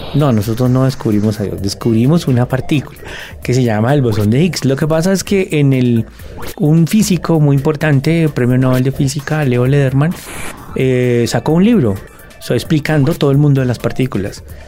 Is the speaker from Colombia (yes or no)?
yes; Colombia; en el contexto nuestro, en el contexto colombiano, pues yo creo que nosotros tenemos unas realidades en Colombia